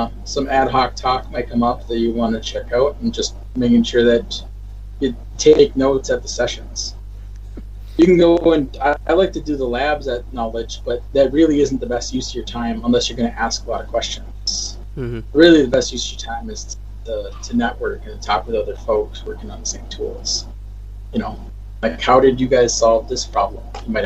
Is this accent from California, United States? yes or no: no; Minnesota, United States; now in Washington, United States; I'm from Minnesota